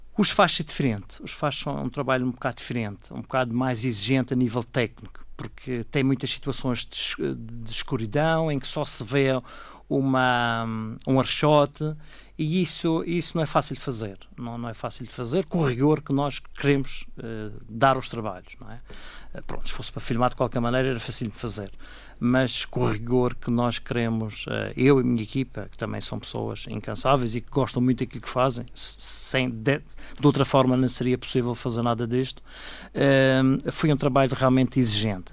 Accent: Machico, Madeira, Portugal; Os meus pais são de Mexico e eu a minha juventude passei toda em, em Mexico

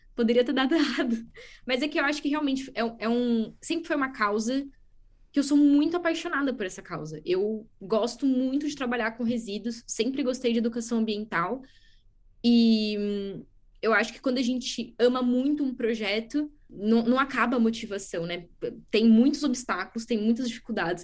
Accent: Brazil; moved away as an adult; also born or lived in France / Middle East / São Paulo; now in Coimbra, Portugal; eu nasci no Brasil, fiz universidade no Brasil

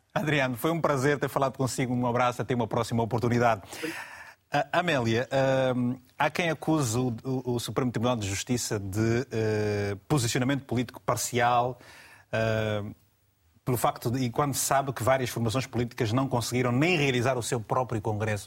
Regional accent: Angola; na minha terra em Angola

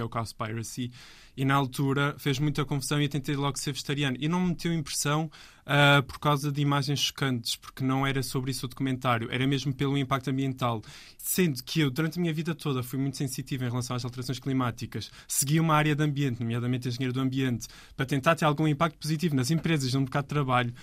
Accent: Azores, Portugal; eu sou açoriano.

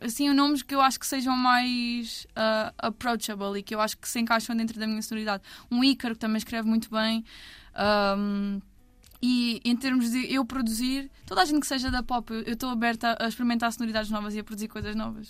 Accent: Albufeira, Algarve, Portugal; also born or lived in Odemira, Alentejo; sou da Albufeira

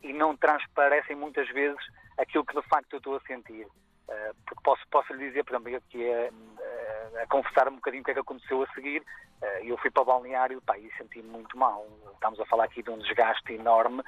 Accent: Guimarães, Braga, Portugal; em Guimarães, no berço da, daqui de Portugal, uhum. na minha cidade natal.

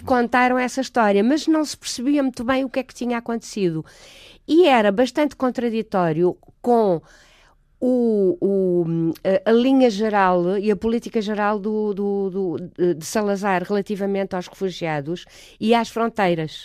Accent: Portugal; A minha mãe é suíça, suíça-alemã. Pronto, e casou-se com o meu pai. Eu é sou portuguesa

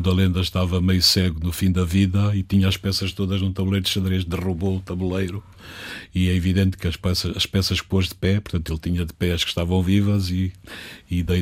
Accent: Catabola, Bié, Angola; born there; Na terra onde nasci, em Catabola.

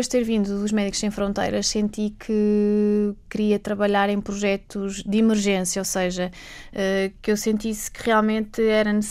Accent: Macau; moved away; eu sou de Macau. Ah, e, curioso. Nascida, crescida

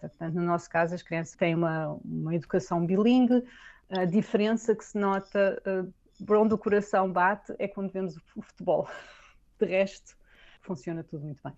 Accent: Portugal; moved away as an adult; now in Augsburg, Germany; eu sou portuguesa

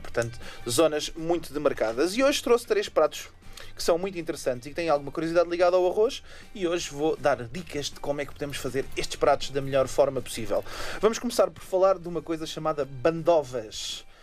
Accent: Portugal; Nós, como portugueses e europeus

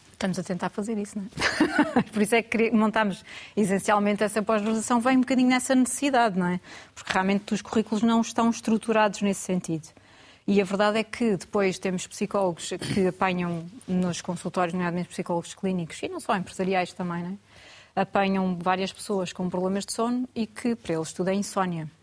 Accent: Algarve, Portugal; moved away as an adult; also born or lived in Lisbon; now in Porto, Portugal; Eu sou algarvia, originalmente, mas como muitos outros, né? acabei por, durante, na altura quando fui para a universidade, fui para Lisboa e acabei por ficar lá

